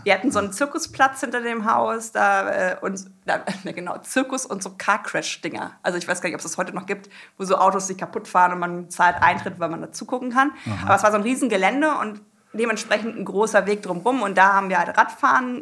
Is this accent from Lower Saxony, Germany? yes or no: yes; Papenburg, Lower Saxony, Germany; also born or lived in Braunschweig; da habe ich in Aschendorf äh, gelebt, als Kind so eine richtige ländliche Kindheit gehabt